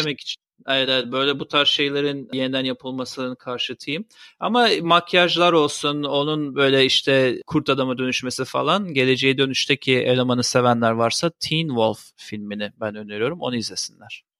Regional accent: Turkey; moved away

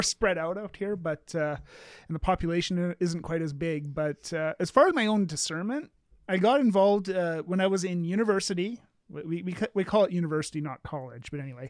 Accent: Canada; And because I'm Canadian, I'll just say sorry.

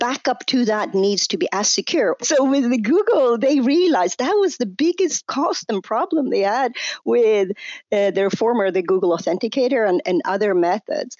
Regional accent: Sweden; now in United States; was born in US where I live today, but I grew up in Sweden. You can hear that on my accent.

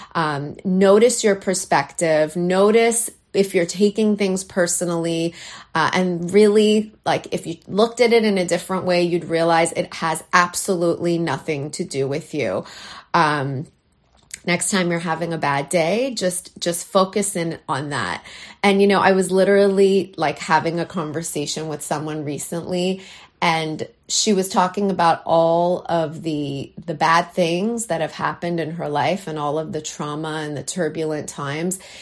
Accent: Canada; now in New York, United States; this Canadian girl, though I live in New York, I'm a Canadian girl at heart

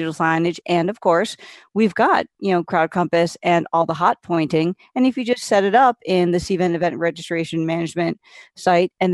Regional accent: New England, United States; moved away; I'm originally from New England and I moved south

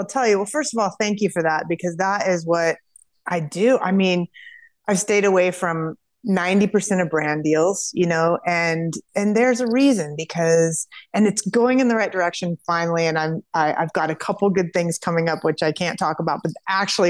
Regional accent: Kansas, United States; We're from Kansas

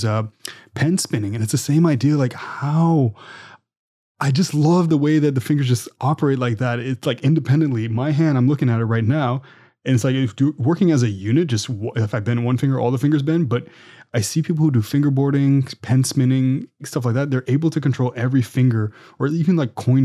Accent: Canada; I'm Canadian

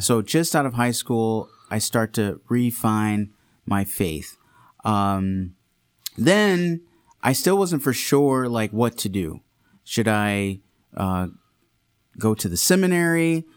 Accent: Redford, Michigan, United States; also born or lived in Saint Louis, Missouri; I grew up here in Detroit, uh, mainly Redford, Michigan is where I grew up on the west side

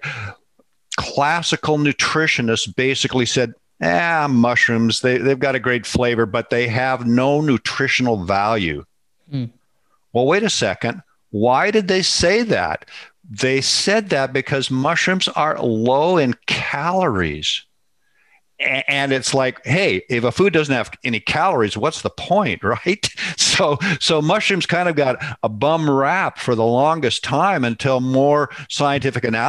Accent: Seattle, Washington, United States; I was raised in Seattle, Washington

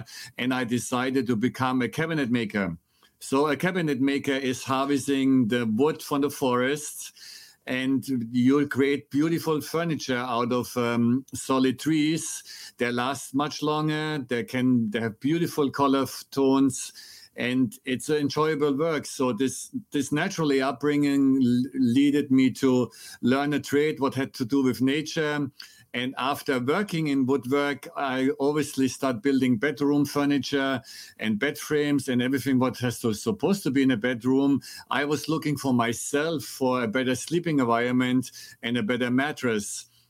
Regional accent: Germany; accent: German; English is a second language; So I was born and raised in Germany, and I'm sure your audience will enjoy my very strong American accent or German accent.

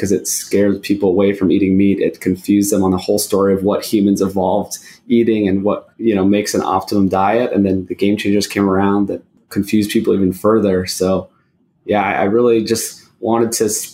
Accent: Hawaii, United States; moved away; also born or lived in Los Angeles, California; I grew up in Hawaii

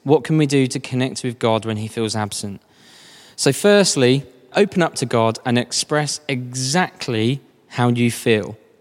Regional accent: United Kingdom; I'm British

